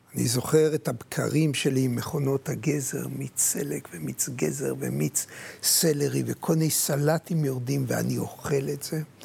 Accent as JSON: {"language": "Hebrew", "town": "Jerusalem", "region": "Jerusalem District", "country": "Israel", "tie": "born or raised there", "said": "כשנולדתי, נולדתי בירושלים, נולדתי מול החומות בתלביה"}